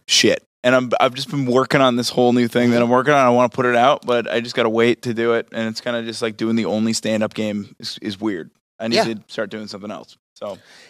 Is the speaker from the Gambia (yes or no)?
no; Northeast, United States; growing up in the Northeast